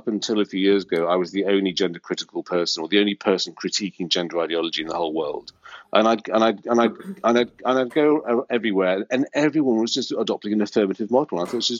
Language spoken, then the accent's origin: English; Australia; we're Australian, we're very laid back